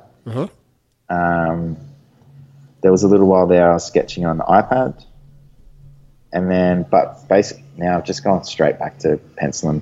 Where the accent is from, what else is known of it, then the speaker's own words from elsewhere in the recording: Gold Coast, Queensland, Australia; on the Gold Coast in my hometown